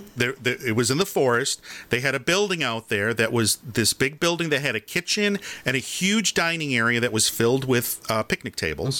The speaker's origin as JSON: {"language": "English", "town": "Farmington", "region": "Michigan", "country": "United States", "tie": "born or raised there", "said": "when I was in Boy Scouts or Cub Scouts and we did the Pinewood Derby, we did it at the Elks Club in, in Farmington, Michigan"}